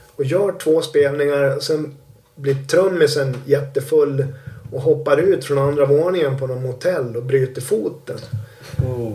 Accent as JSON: {"language": "Swedish", "country": "Sweden", "said": "som svensk"}